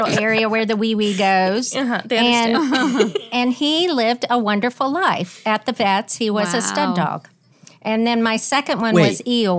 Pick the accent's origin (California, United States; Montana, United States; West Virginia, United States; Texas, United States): West Virginia, United States; Huntington; I'm from West Virginia